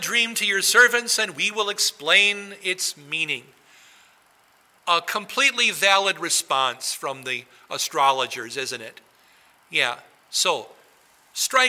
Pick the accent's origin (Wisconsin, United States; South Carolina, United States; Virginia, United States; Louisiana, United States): Wisconsin, United States; now in New Ulm, United States; I grew up in Wisconsin